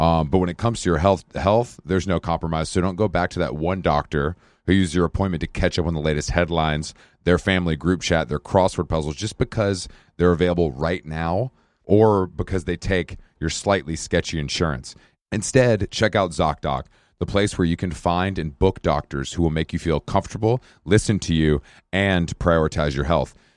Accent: Atlanta, Georgia, United States; I am from Atlanta

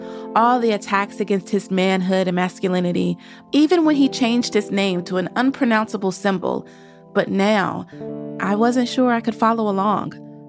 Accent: the South, United States; As a young Black girl born and raised in the South who could not trace her family history past her great-grandmother as a result of American slavery

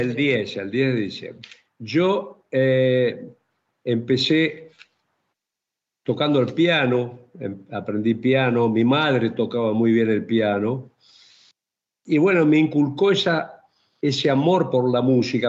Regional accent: Chaco, Argentina; yo soy chaqueño

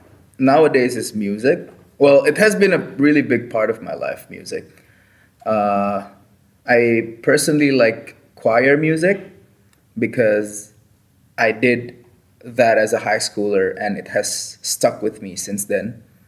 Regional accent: Indonesia; now in Japan; I'm from Indonesia.

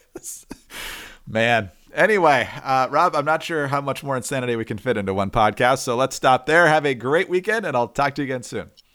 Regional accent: Upper Peninsula of Michigan, United States; I'm from the Upper Peninsula of Michigan

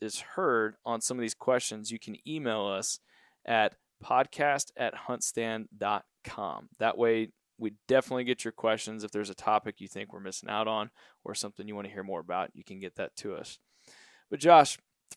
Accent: Central Texas, United States; I'm from Central Texas

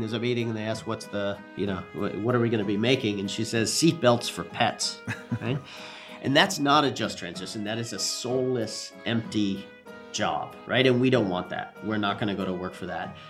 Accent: Newfoundland and Labrador, Canada; My parents were American, but I was born and raised in Newfoundland, Canada, the little fishing outport

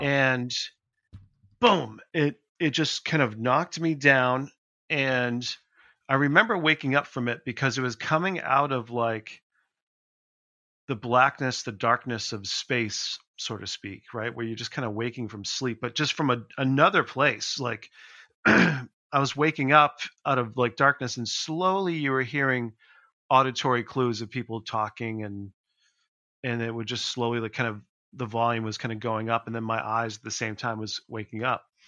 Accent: Leominster, Massachusetts, United States; in my hometown in Leominster

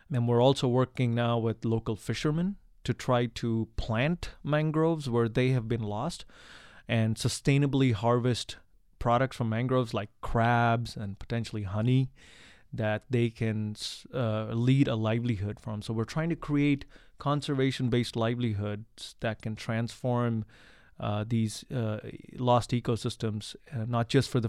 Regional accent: India; Well, I am originally from India. And this is my fake accent, by the way.

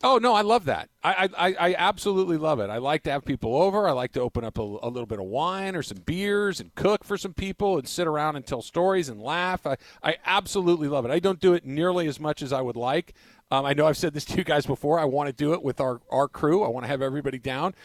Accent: California, United States; also born or lived in Santa Barbara; Born and raised in California, have spent the vast majority of my life in Southern California or in Santa Barbara

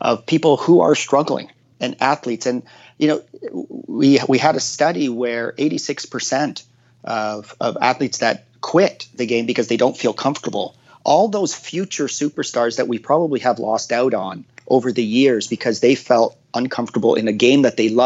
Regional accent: Hamilton, Ontario, Canada; growing up in Hamilton where they, like, you just had no resources

